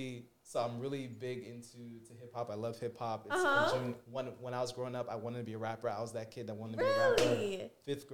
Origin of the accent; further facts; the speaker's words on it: South Florida, United States; I'm originally from South Florida